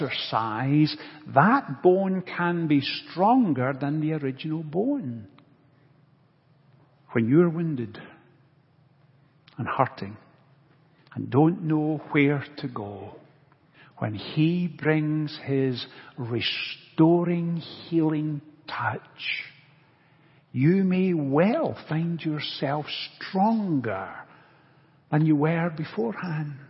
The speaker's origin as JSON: {"language": "English", "region": "Scotland", "country": "United Kingdom", "tie": "born or raised there", "said": "Growing up in Scotland, I played soccer as a child"}